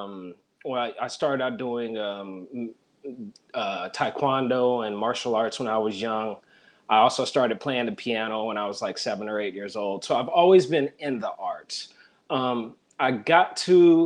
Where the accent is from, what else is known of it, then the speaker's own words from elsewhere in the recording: Fayetteville, North Carolina, United States; moved away as an adult; also born or lived in Baltimore, Maryland; now in Maryland, United States; My dad was in the military. I grew up in Fort Bragg, North Carolina